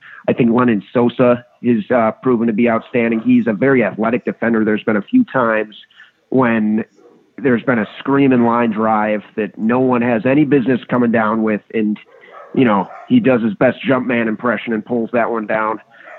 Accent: Batavia, Illinois, United States; moved away as an adult; also born or lived in Chicago, Illinois; now in Great Falls, United States; I'm from Batavia, Illinois, originally

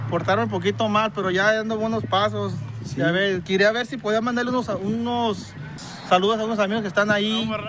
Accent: Cihuatlán, Jalisco, Mexico; llama Cihuatlán, un pueblito se llama Cihuatlán.

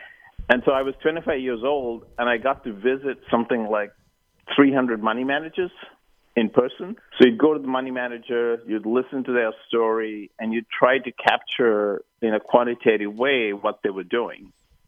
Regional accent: Sri Lanka; moved away as an adult; But I really, you know, growing up in Sri Lanka, it was traditional for people to go to school or university in the UK.

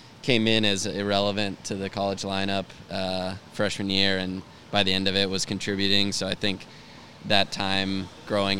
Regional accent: Texas, United States; Pretty Texan

